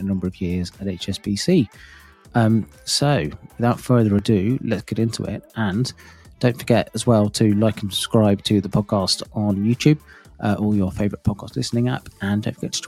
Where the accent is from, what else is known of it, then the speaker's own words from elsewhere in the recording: United Kingdom; a Brit who is, you know, kind of born here, grown up here